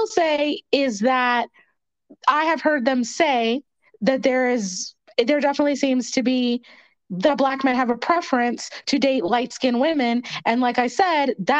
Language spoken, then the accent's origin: English; Pennsylvania, United States; moved away as an adult; now in Atlanta, United States; I'm from Pennsylvania. So I was born in the early 80s